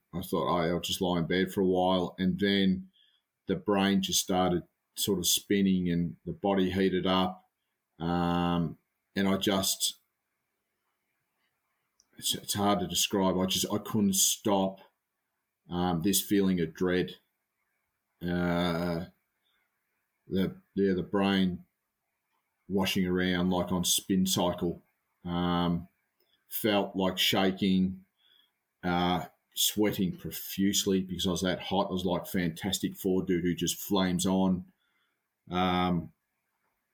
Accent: Australia; being an Aussie bloke

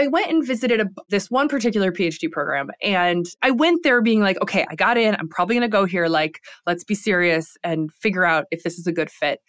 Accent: Lansing, Michigan, United States; I grew up in Lansing, Michigan, in a kind of a working class family.

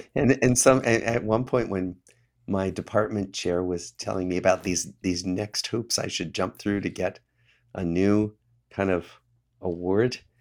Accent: Des Moines, Iowa, United States; moved away as an adult; I grew up in Des Moines, Iowa

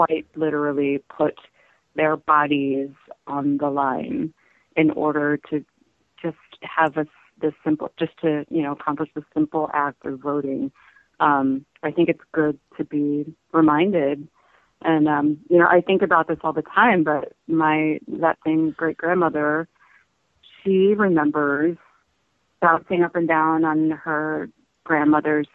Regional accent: Indiana, United States; I grew up in Indiana, but my family is all from the South

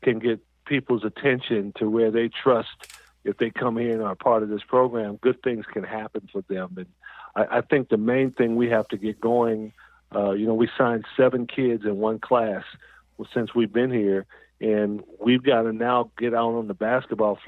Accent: Southern California, United States; I'm from Southern California

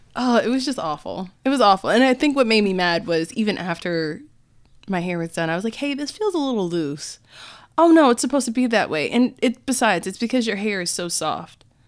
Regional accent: United States; as an American

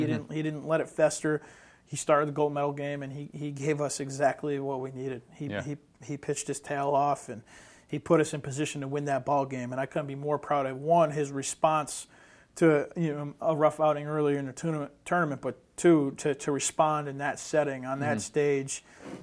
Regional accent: Western New York, United States; I'm from Western New York

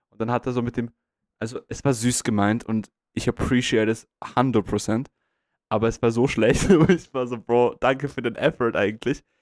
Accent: Vienna, Austria; Und ich so, ja, ich komme aus Wien.

